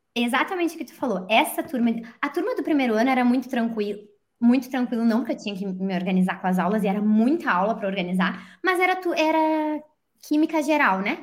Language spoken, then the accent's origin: Portuguese; Brazil; moved away as an adult; como a gente cresce com um pensamento errado, né, no Brasil